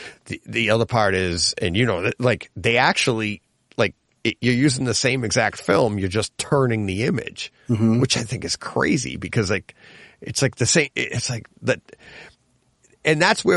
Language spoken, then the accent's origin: English; Franklin, Massachusetts, United States; I grew up in Franklin